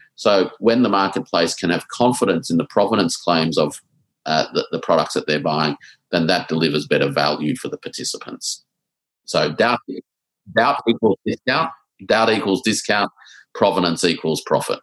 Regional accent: Australia; us as Australian exporters

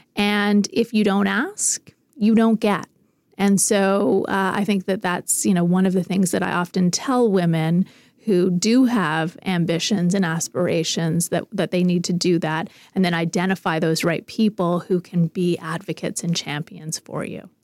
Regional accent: Canada

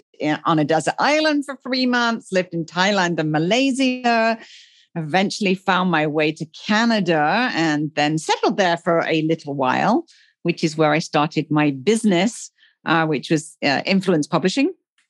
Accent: England, United Kingdom; moved away as an adult; also born or lived in Africa; now in Puerto Vallarta, Mexico; Originally, I am from England. Some people hear that from my accent. I actually left England like 20 years ago.

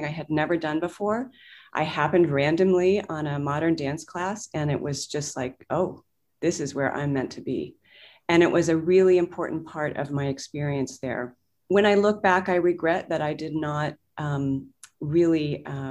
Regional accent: Washington, District of Columbia, United States; I grew up in the Washington, D.C. area

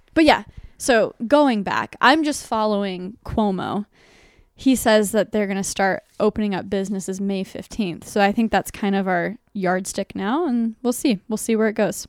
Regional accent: Dallas, Texas, United States; now in New York City, United States; I'm from Dallas, Texas.

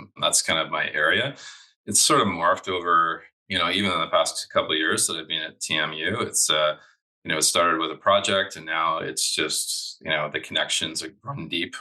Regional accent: Kingston, Ontario, Canada; also born or lived in British Columbia; I grew up in Kingston, Ontario

